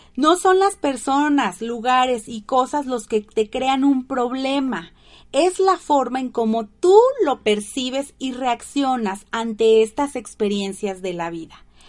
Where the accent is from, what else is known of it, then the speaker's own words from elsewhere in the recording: Tabasco, Mexico; de Tabasco. ¡Ay, de mi tierra!